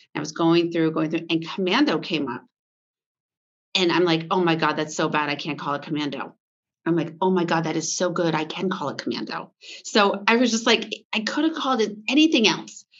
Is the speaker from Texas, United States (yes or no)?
no; Vermont, United States; moved away as an adult; also born or lived in Boston / New York City; I grew up on a farm in Vermont